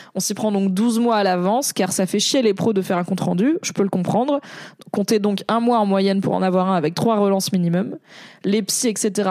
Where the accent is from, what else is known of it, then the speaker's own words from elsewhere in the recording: Paris, Île-de-France, France; je suis une parisienne